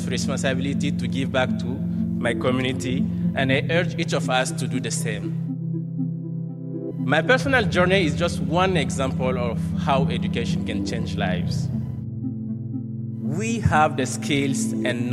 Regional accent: Niger; also born or lived in Morocco / France; now in United States; growing up in Niger

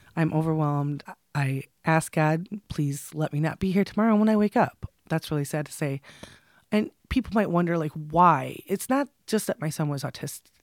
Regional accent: Michigan, United States; also born or lived in West Branch, Michigan / Rose City, Michigan / Midland, Michigan / Freeland, Michigan; I'm from Michigan, born and raised, and I did move around a lot as a child.

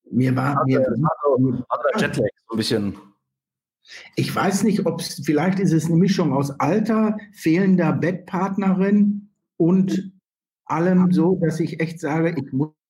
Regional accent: Germany; Naja, also ehrlich gesagt bin ich, bin ich natürlich, bin ich natürlich bin ich Deutscher und das kann man ja auch gar nicht entwurzeln.

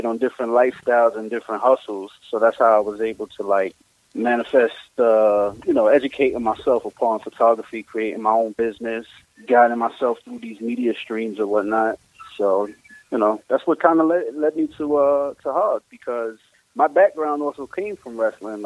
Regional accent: New York City, New York, United States; I'm from Bushwick actually. I'm from the south side of Bushwick, down there by Bushwick and Schaefer

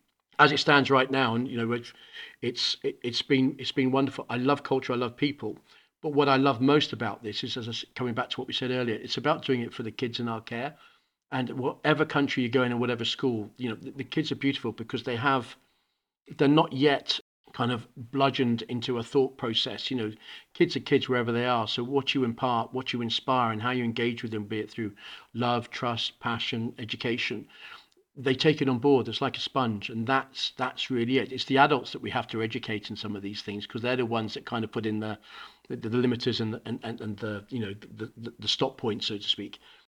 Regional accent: Hong Kong; now in United Kingdom; We ended up in Hong Kong where I spent all my own education. So I grew up in Hong Kong in an international school, Ireland School, ESF, just putting it out there for all my team. And then I came back to the UK

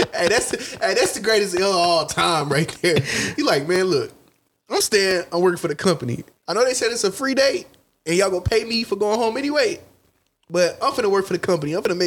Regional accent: Missouri, United States; You know I'm from Missouri

